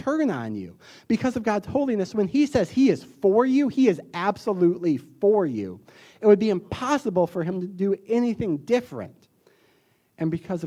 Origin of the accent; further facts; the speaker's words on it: the South, United States; accent: southern; my southern accent